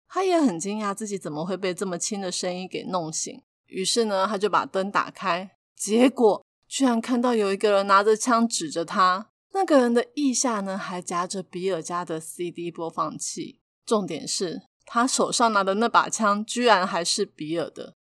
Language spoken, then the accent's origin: Chinese; Taiwan; 还好我们是身在台湾